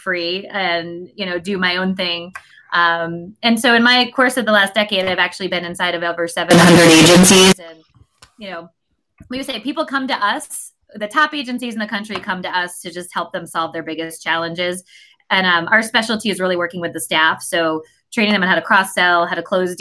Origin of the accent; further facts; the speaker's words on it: Connecticut, United States; I grew up in Connecticut